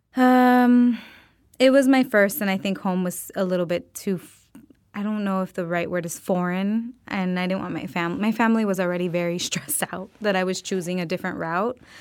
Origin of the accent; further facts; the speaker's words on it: Miami, Florida, United States; now in Los Angeles, United States; I'm originally from Miami, Florida.